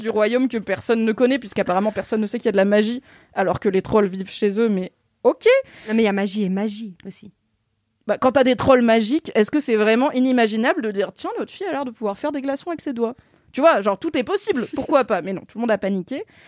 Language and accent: French; Alsace, Grand Est, France; accent: Alsatian; J'ai le droit de faire l'accent alsacien, je suis alsacienne